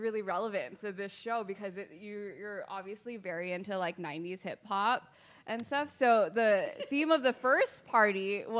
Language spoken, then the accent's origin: English; Ewa, Wahiawa, central/west Oahu, Hawaii, United States; also born or lived in Mililani, Hawaii; I'm local. It's always a hard question to answer because, you know, I grew up living in Eva, but yeah. I consider, like, Wahua my local because I spent, like, my waking hours there.